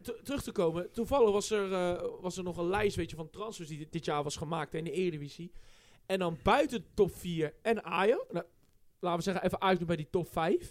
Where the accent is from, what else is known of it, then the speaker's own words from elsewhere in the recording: Netherlands; als Nederlands